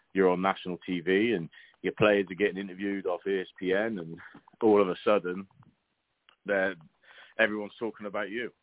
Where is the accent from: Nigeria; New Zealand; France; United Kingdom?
United Kingdom; Bristol, South West England; moved away as an adult; now in Oklahoma City, United States; I grew up uh, Bristol, so I'm Southwest England